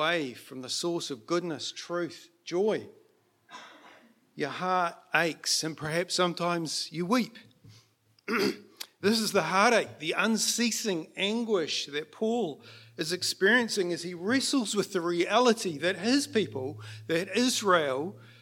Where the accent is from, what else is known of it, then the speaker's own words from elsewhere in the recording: Auckland, New Zealand; moved away; also born or lived in Mount Maunganui; So I was born in in Auckland, and Manurewa is my base, but we did shift away from there.